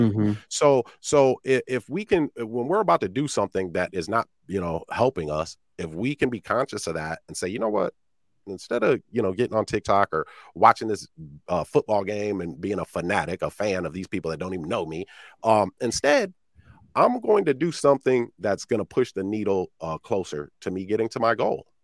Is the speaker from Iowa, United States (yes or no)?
yes; Iowa, United States; I'm from Iowa, man, middle of the cornfields.